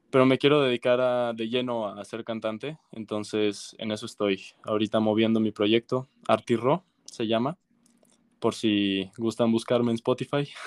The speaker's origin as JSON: {"language": "Spanish", "country": "Mexico", "said": "mi familia es rusa, vivo en México, yo soy mexicano."}